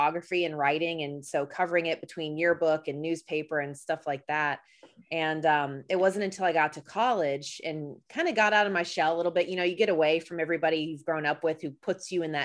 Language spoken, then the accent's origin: English; outside of Atlanta, Georgia, United States; And so we grew up outside of Atlanta.